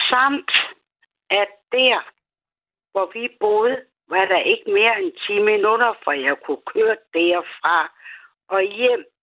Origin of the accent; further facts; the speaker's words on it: Odense, Southern Denmark, Denmark; Jeg er jo jeg fra Odense.